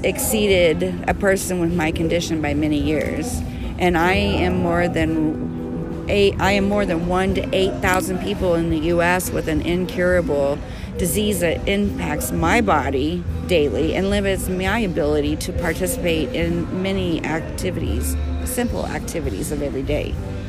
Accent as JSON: {"language": "English", "town": "Butler", "region": "Missouri", "country": "United States", "tie": "born or raised there", "also_born_or_lived": "Colorado", "moved": "as an adult", "said": "I'm born and raised in Missouri. I told you guys I'm from born and raised in Butler"}